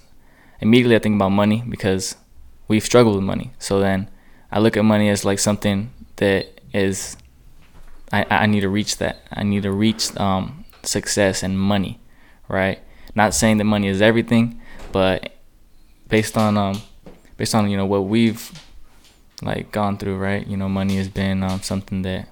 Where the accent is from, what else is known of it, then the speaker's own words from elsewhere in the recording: Chula Vista, California, United States; I'm a kid from Chula Vista, San Diego.